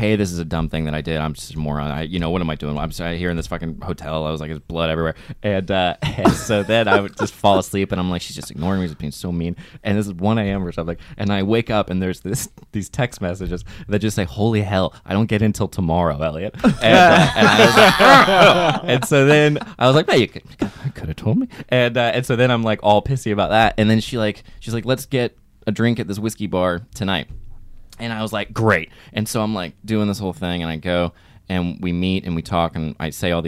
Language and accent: English; Florida, United States; I grew up in Florida